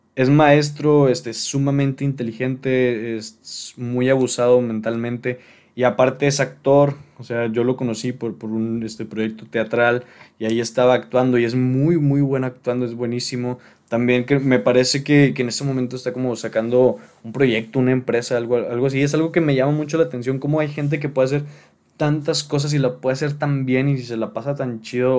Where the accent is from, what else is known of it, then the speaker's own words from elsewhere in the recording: Monterrey, Nuevo León, Mexico; aquí en, en mi ciudad natal, que es Monterrey